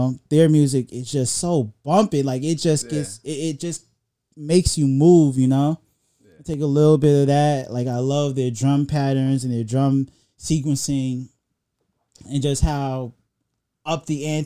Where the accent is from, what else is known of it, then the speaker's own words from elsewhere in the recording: New York City, New York, United States; now in Atlanta, United States; growing up in Brooklyn, being in the band